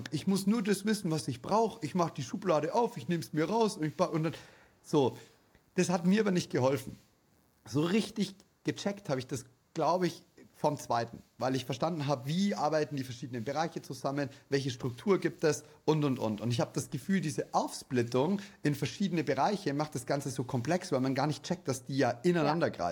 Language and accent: German; Bavaria, Germany